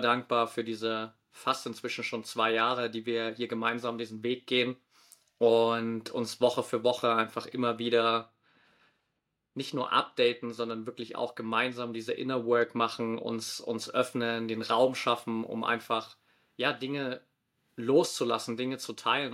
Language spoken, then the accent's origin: German; near Dresden, Saxony, Germany; moved away as an adult; also born or lived in Australia; now in Valencia, Spain; komme ursprünglich aus der Nähe von Dresden